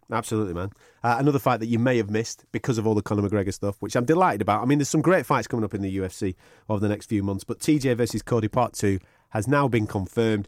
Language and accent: English; Blackburn, North West England, United Kingdom; now in Manchester, United Kingdom; I'm from Blackburn